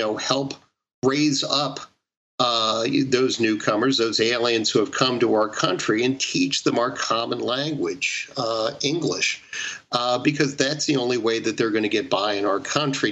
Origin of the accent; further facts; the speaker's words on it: Baltimore, Maryland, United States; my hometown of Baltimore